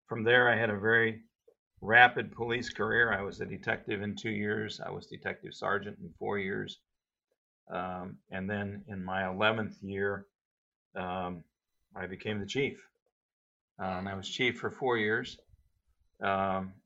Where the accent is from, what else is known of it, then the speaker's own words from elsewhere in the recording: Davenport, Iowa, United States; I grew up in Davenport